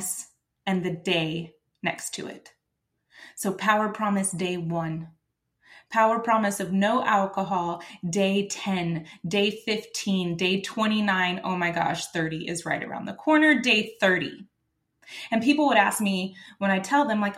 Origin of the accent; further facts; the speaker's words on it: Texas, United States; I'm from Texas